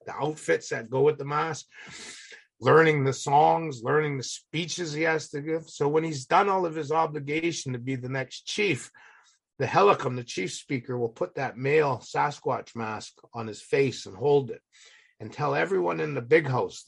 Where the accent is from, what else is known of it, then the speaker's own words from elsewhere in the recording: Alert Bay, British Columbia, Canada; now in United States; I was born and raised in Alert Bay